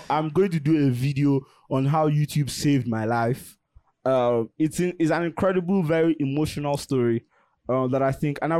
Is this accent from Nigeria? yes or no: yes; Nigeria; Living as a Nigerian, my heart rate is already up.